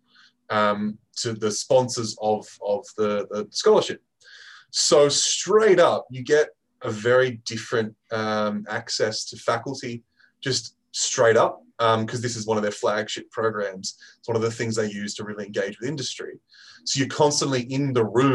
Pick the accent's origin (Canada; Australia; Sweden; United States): Australia; moved away as an adult; now in United Kingdom; I am originally an Aussie, and I moved to the UK for the Rugby World Cup 2015 and never left